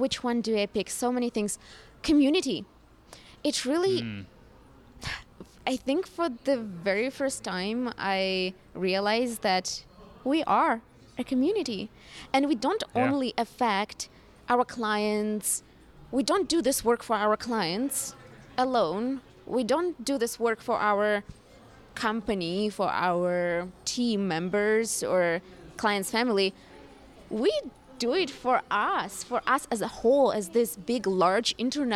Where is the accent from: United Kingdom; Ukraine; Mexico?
Ukraine; now in Toronto, Canada; I am based in Toronto, Canada, originally born and raised in Ukraine